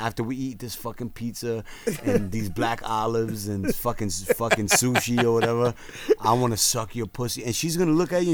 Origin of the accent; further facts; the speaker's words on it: New York City, New York, United States; I come from the Bronx